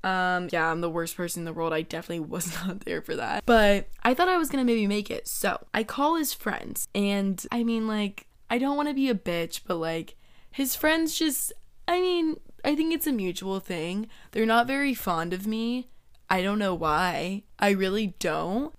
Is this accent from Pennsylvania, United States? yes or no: no; Georgia, United States; moved away as an adult; now in Florida, United States; my whole life, I was raised in Georgia, and it's my hometown